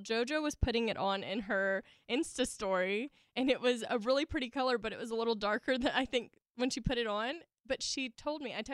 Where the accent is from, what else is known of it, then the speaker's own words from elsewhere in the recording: the South, United States; accent: Southern; I still have my Southern accent